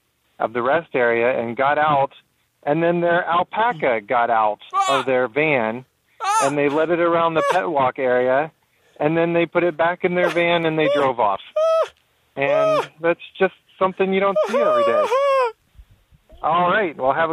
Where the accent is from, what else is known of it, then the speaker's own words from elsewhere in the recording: Maine, United States; I'm from Maine, but I'm in New York traveling with my family.